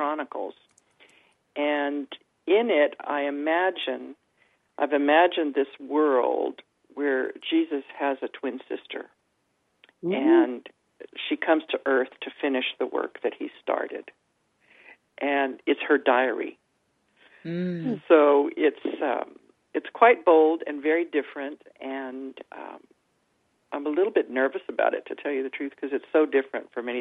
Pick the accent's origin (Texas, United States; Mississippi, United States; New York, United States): Texas, United States; I'm from Texas, you know, and I had horses and everything